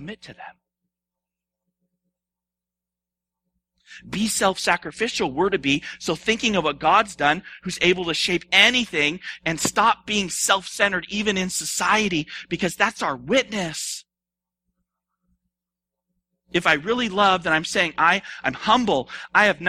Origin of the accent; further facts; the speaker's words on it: United States; I am an American